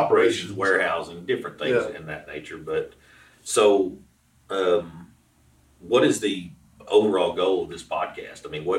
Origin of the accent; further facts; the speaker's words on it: Arkansas, United States; I'm actually from Arkansas. I've lived here basically my whole adult life, probably within a 20 or 30 mile radius of where we're at right now.